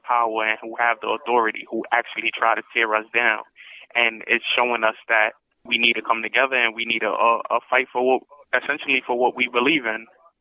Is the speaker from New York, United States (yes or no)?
yes; New York City, New York, United States; I was born and raised in Harlem, New York